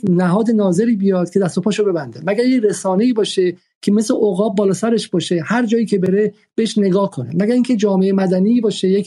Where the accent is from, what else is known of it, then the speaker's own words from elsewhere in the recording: Iran; now in Paris, France; به این علت که ما در پاریس از ایران هستیم و حق نداریم که واقعا در مورد مسائل داخلی مطرح وارد شیم